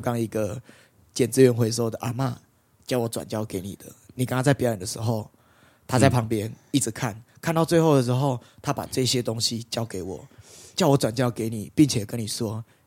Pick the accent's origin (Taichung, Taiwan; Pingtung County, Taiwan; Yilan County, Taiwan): Taichung, Taiwan; 我是来自台中的街头艺人